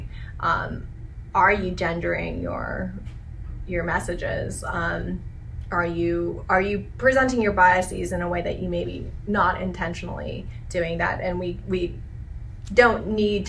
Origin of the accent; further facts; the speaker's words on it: California, United States; moved away; I'm originally from California